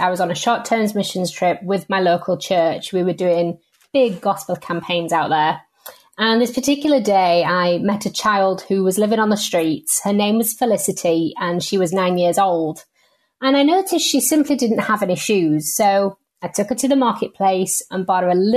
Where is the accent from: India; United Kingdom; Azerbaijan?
United Kingdom; the north of England; I'm from England. I'm from the north of England. So unfortunately, don't sound quite like the Queen